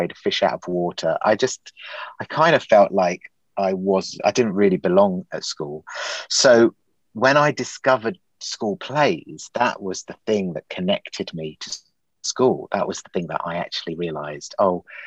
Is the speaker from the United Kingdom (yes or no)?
yes; Eastbourne, South East England, United Kingdom; moved away as an adult; also born or lived in Leicester; I grew up in Eastbourne